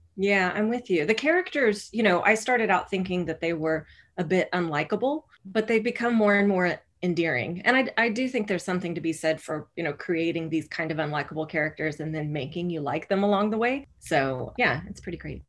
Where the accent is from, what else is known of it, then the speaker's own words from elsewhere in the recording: rural Oklahoma, United States; I was raised in Oklahoma, in rural Oklahoma, where most people were Southern Baptist